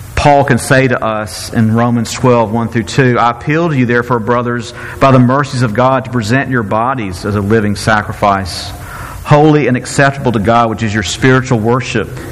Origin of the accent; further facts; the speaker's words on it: Mississippi, United States; I'm from Mississippi